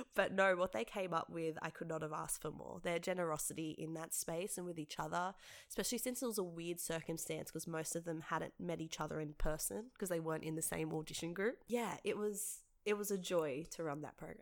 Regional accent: Penrith, New South Wales, Australia; also born or lived in St Marys; I grew up for most of my life in Jamestown, in the heart of Penrith

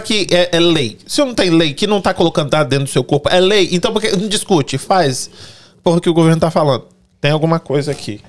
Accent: Brazil; moved away as an adult; eu sou brasileiro também, saí de lá com 19 anos, quase 20

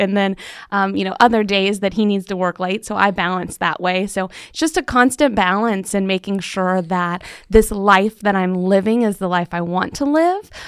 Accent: Central Florida, United States; moved away as an adult; also born or lived in Tallahassee, Florida; now in Marana, Arizona, United States; I grew up in Central Florida

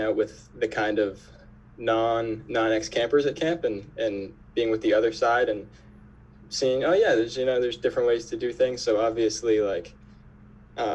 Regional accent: Newton, Massachusetts, United States; moved away as an adult; now in Palm Beach, United States; I moved from Newton, Massachusetts to Palm Beach, Florida.

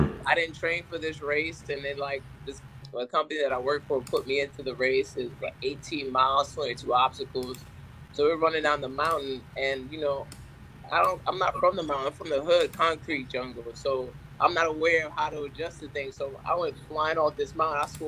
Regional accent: New York City, New York, United States; moved away; I'm from New York.

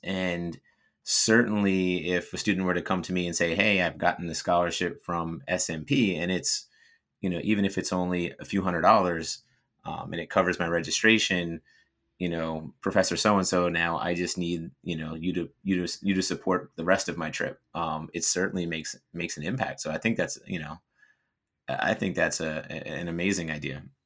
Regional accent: New Jersey, United States; moved away as an adult; also born or lived in Florida; I was from New Jersey

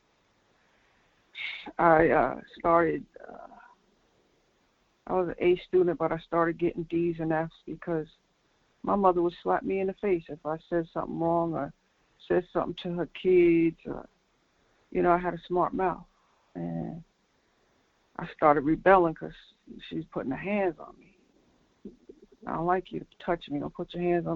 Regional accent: Linden, New Jersey, United States; I'm from New Jersey, Linden, New Jersey, which is a suburb.

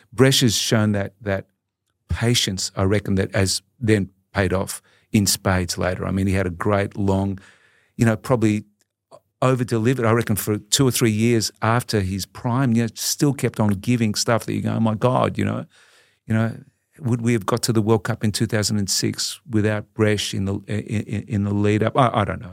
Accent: Melbourne, Victoria, Australia; I grew up in a, in a sort of a, a typical Italian migrant family in, um, in Collingwood in Melbourne

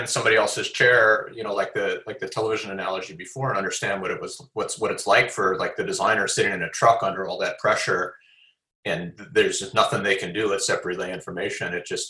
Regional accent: Midwest, United States; now in Pasadena, United States; especially as a Midwesterner. You know, I can kind of, you know, live in a, you know, I live in Pasadena, so it's a little suburban and quiet and there's trees

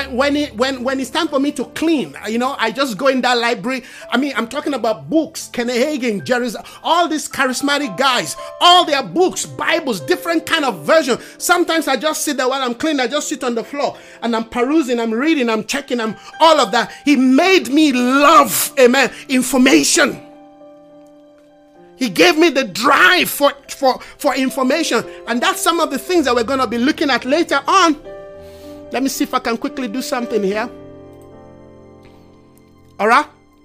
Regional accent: Nigeria; moved away; When I came from Nigeria, I pay excess luggage on books and tapes.

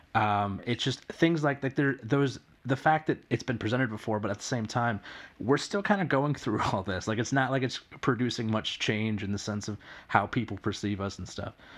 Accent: New Jersey, United States; I'm East Coast. I, I grew up in New Jersey.

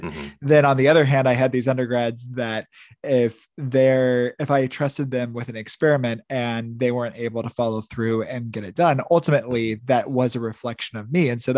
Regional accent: Midwest, United States; I grew up in the Midwest.

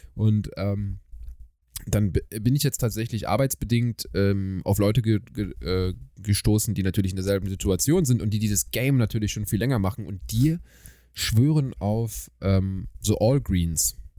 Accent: Germany; ich bin aus Deutschland.

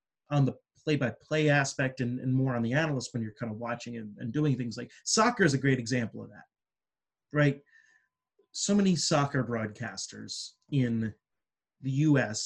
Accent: United States; I was born 20 minutes from New York City and grew up there

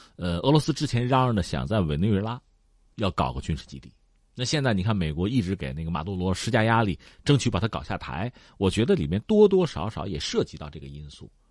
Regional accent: China; 对我们中国人来讲

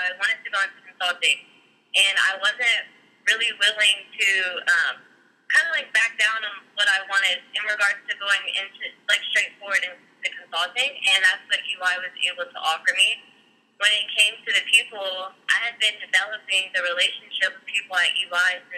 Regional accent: Columbus, Ohio, United States; I was born and raised in Columbus

